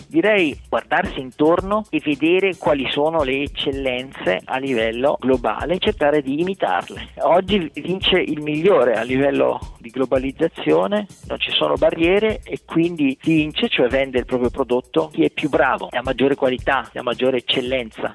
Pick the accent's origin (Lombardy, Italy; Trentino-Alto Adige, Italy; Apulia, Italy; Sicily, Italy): Trentino-Alto Adige, Italy; Tione di Trento; moved away as an adult; also born or lived in Israel / Germany; now in San Francisco, United States; Sono cresciuto a Tione, ho fatto il liceo scientifico